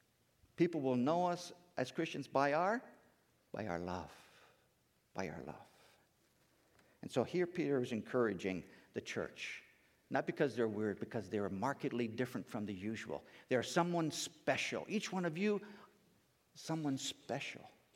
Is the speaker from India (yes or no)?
yes; India; now in United States; And growing up in India, in that time, we didn't have a lot of telecommunications, TV, cell phones. We didn't really know what was going on back in the United States.